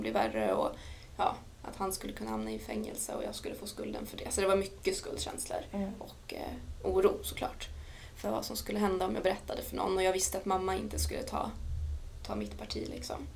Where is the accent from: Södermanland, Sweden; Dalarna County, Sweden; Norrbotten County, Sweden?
Dalarna County, Sweden; moved away as an adult; also born or lived in Örebro; lämnade jag Dalarna där jag växte upp, flyttade till Örebro